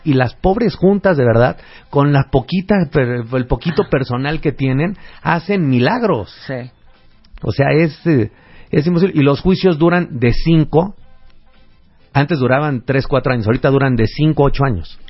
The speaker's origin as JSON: {"language": "Spanish", "country": "Mexico"}